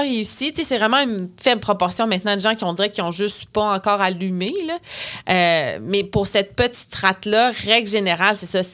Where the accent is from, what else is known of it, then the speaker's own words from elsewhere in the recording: Bas-Saint-Laurent, Quebec, Canada; Je viens du Bas-Saint-Laurent